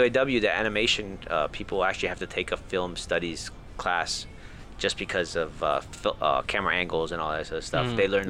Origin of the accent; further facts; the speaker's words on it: Puerto Rico; moved away; I grew up in Puerto Rico